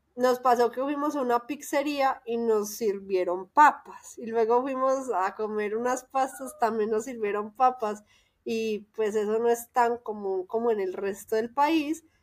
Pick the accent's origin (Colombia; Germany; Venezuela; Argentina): Colombia; Antioquia; accent: paisa; moved away as an adult; now in Mexico City, Mexico; Ese es mi acento